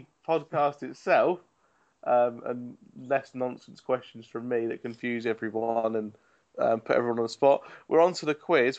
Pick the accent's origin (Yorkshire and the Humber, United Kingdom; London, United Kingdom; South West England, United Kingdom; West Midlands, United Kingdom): South West England, United Kingdom; Dorset; accent: Dorset; I'm doing a convincing Dorset accent right now, as it is my own accent.